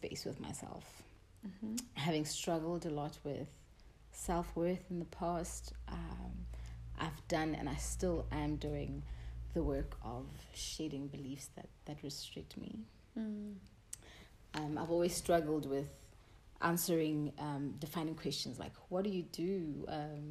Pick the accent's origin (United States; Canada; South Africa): South Africa; Taung, North West; moved away; I was born and bred in Daum.